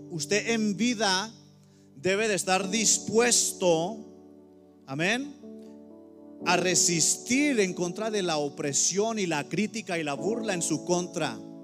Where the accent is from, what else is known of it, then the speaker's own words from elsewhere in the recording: Mexico; now in United States; en mi iglesia hay, todos somos mexicanos aquí